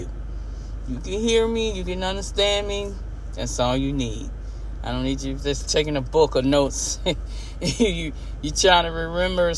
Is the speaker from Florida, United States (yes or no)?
yes; Homestead, Florida, United States; moved away as an adult; I was living and growing up in Homestead, Florida City